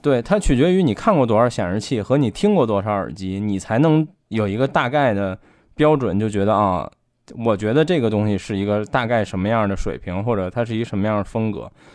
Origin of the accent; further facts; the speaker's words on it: Beijing, China; 我作为北京人